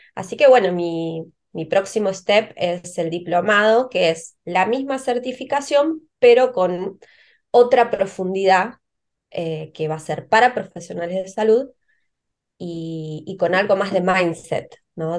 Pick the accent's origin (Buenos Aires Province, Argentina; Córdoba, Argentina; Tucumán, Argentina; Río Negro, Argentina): Río Negro, Argentina; moved away; yo soy del, de Río Negro, de una ciudad pequeña